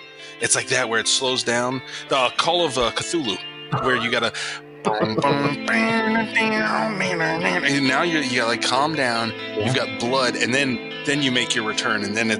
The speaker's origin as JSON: {"language": "English", "region": "Texas", "country": "United States", "said": "I've never heard of Teen Mom. I'm from Texas. I get to live Teen Mom."}